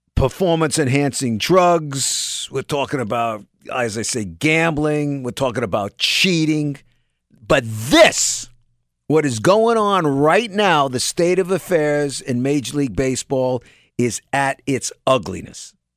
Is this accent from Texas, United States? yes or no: no; New York, United States; People my age, most of 'em, you know, growing up in New York